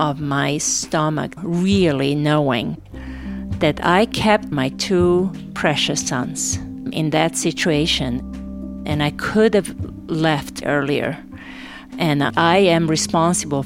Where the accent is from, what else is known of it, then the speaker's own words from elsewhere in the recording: Novi Sad, Vojvodina, Serbia; moved away as an adult; also born or lived in Sarajevo, Bosnia and Herzegovina; going to my hometown